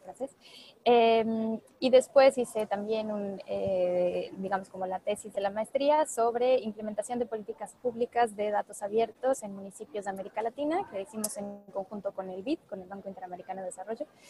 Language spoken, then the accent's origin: Spanish; Puebla, Mexico; also born or lived in Paris; orgullosamente mexicana, orgullosamente poblana